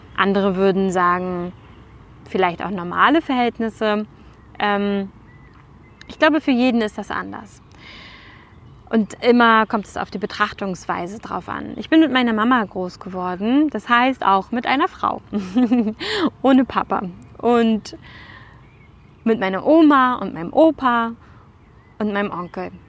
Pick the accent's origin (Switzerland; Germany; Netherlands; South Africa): Germany; bei uns in Deutschland